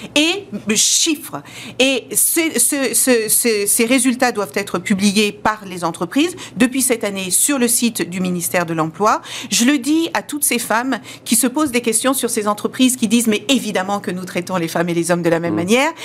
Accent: France; French is a second language

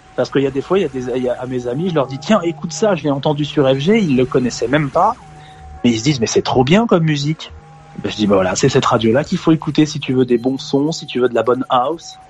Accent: Bayeux, Normandy, France; also born or lived in Caen / Paris; Moi, je suis originaire de Bayeux. Je suis né à Bayeux.

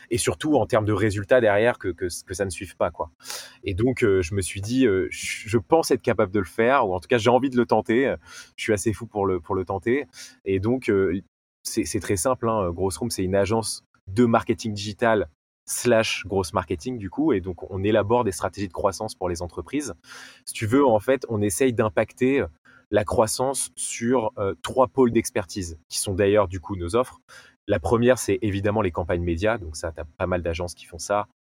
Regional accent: Nice, Provence-Alpes-Côte d'Azur, France; euh, j'ai 28 ans, je suis niçois

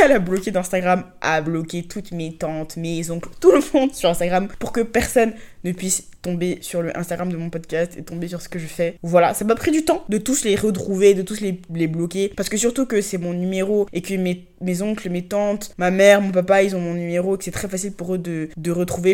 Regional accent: Abidjan, Côte d’Ivoire; dans le cercle d'où je viens, de là où j'ai grandi, dans l'école où je suis allée

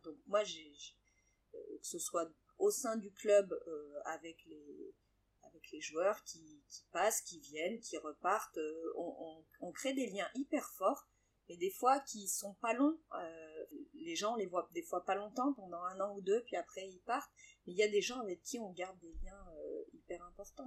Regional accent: Grenoble, Auvergne-Rhône-Alpes, France; moved away as an adult; also born or lived in Castres / Bayonne; je suis née à Grenoble, j'ai toute mon enfance à Grenoble

